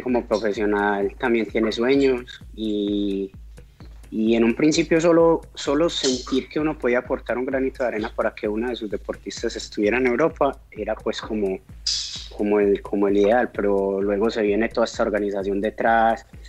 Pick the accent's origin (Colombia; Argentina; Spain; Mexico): Colombia; uno como buen colombiano